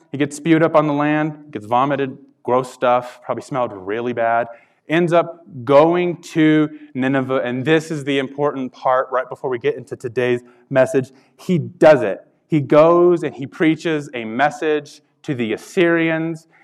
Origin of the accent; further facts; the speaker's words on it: Carlsbad, New Mexico, United States; moved away; I'm a born and raised Carlsbad, New Mexico.